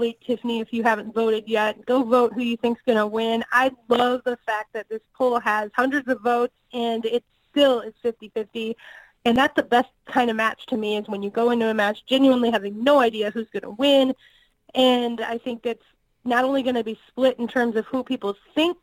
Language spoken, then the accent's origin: English; Kansas City, United States; Kansas City, my hometown